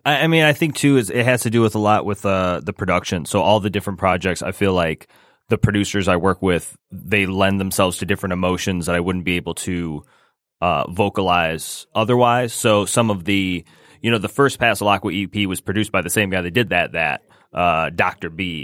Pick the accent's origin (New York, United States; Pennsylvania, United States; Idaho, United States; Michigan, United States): Michigan, United States; Rochester; moved away; also born or lived in Lake Orion, Michigan / Gaithersburg, Maryland; I was raised in Rochester